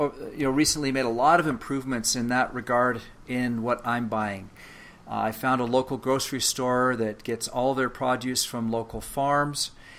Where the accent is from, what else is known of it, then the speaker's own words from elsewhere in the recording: Canada; also born or lived in England; now in United States; As a matter of fact, I was born in England. My parents emigrated from England to Canada when I was a child, and now I live, of course, in the United States.